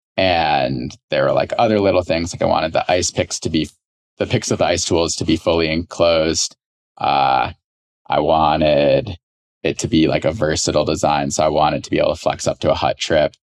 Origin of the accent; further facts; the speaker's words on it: Chicago, Illinois, United States; moved away as an adult; also born or lived in Southern California; I grew up in Chicago